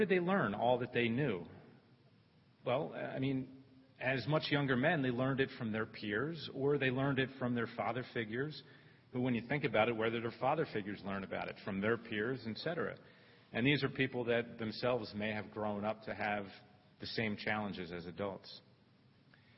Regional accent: Philadelphia, Pennsylvania, United States; where I grew up, the setting I grew up in Northeast Philadelphia

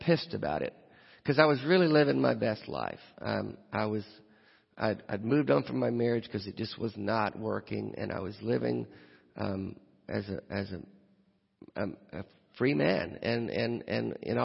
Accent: Nashville, Tennessee, United States; I'm from Nashville

